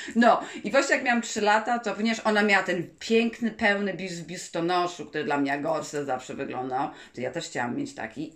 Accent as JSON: {"language": "Polish", "town": "Warsaw", "region": "Masovian Voivodeship", "country": "Poland", "said": "jesteśmy z Warszawy, prawda? To jest duże miasto"}